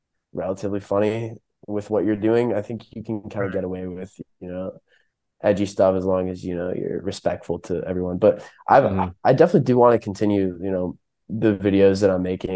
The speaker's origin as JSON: {"language": "English", "region": "Virginia", "country": "United States", "tie": "born or raised there", "also_born_or_lived": "Philadelphia, Pennsylvania", "said": "I was just raised in Virginia"}